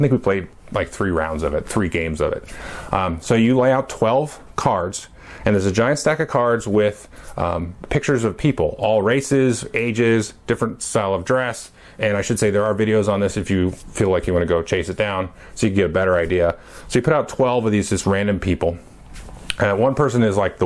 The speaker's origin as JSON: {"language": "English", "country": "United States", "tie": "born or raised there", "said": "I was born in the United States of America in 1976"}